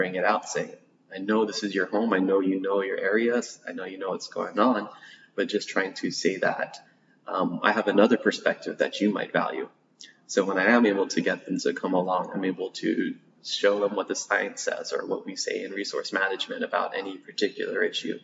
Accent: Guam; Born and raised in Guam.

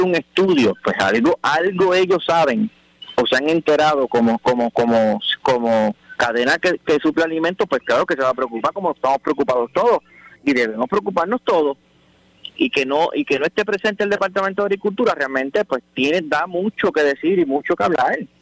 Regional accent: Puerto Rico; como puertorriqueños

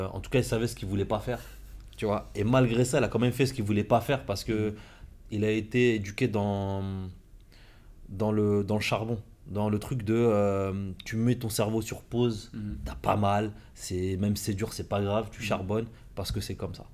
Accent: Compiègne, Hauts-de-France, France; moved away; j'étais à Compiègne. Je suis né à Compiègne, mhm. j'ai fait mes études là-bas.

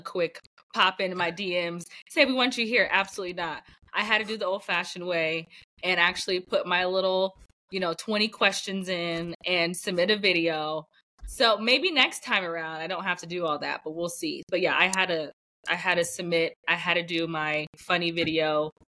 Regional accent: United States; I'm an American

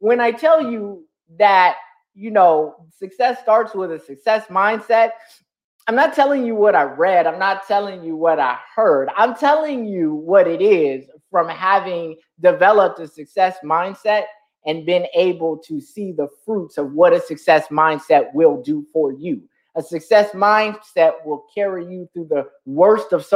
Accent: San Bernardino, California, United States; I come from San Bernardino, California. That's where I'm born and raised

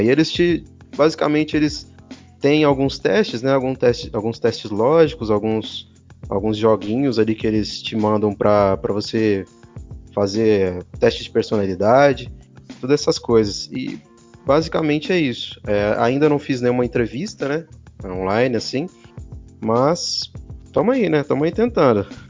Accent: São Paulo, Brazil; now in Poços de Caldas, Brazil; eu sou de São Paulo, na verdade, vim morar em Poços de Caldas por motivos pessoais

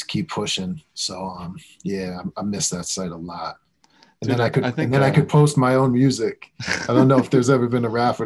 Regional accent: Westchester, New York, United States; We're both from Westchester, just kind of grew up on similar stuff

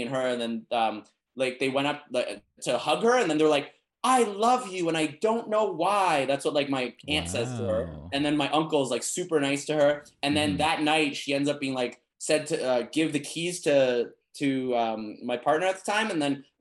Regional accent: Canada; moved away; I come from Canada and like how people in Canada think that I'm really good at Cantonese

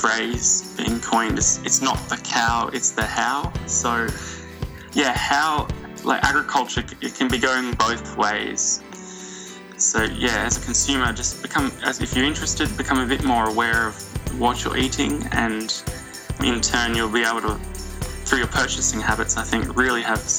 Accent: Australia; from my perspective in Australia, being Australian

